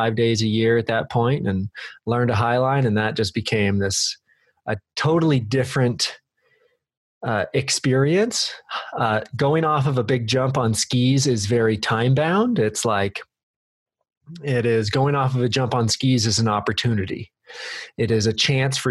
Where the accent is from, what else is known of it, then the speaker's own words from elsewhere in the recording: Redmond, Oregon, United States; also born or lived in Bend, Oregon; I was born in Bend and raised in Redmond.